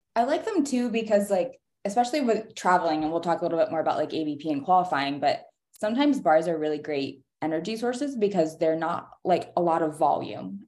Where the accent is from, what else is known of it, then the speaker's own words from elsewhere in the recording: North Carolina, United States; growing up in North Carolina